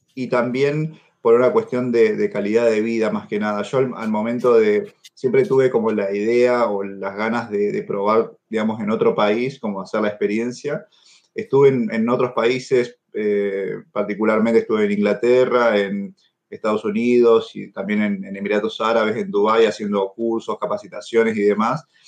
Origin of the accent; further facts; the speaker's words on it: Argentina; moved away as an adult; also born or lived in Peru / La Plata, Argentina / Buenos Aires, Argentina; now in Germany; yo en realidad nací en Perú, pero desde muy chiquito vivo en, Argentina